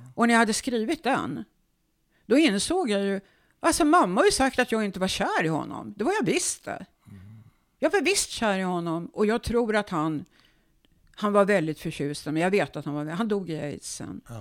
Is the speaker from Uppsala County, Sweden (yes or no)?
yes; Uppsala, Uppsala County, Sweden; Jag är född i Uppsala på Akademiska sjukhuset 1950